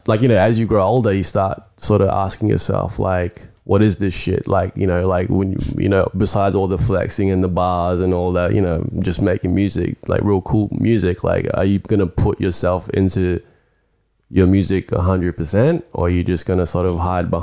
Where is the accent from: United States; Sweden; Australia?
Australia; Sydney, New South Wales; also born or lived in New Zealand; I'm a Filipino dude from New Zealand that grew up in West Sydney.